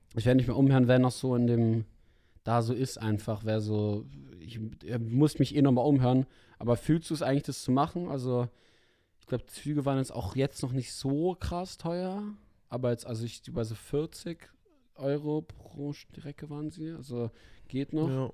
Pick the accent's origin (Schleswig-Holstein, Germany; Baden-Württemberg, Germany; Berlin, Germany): Berlin, Germany; als Berliner